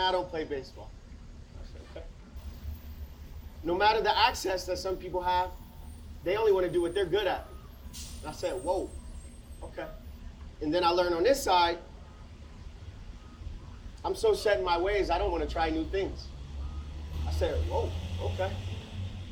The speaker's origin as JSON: {"language": "English", "town": "Akron", "region": "Ohio", "country": "United States", "tie": "born or raised there", "said": "Come from Akron, Ohio, grew up in the inner city"}